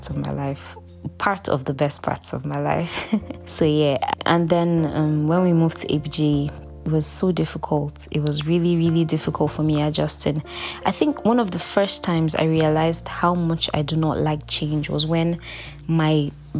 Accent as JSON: {"language": "English", "region": "Lagos", "country": "Nigeria", "tie": "born or raised there", "said": "I grew up in Lagos, in Satellite Town, in CBN Estate 1"}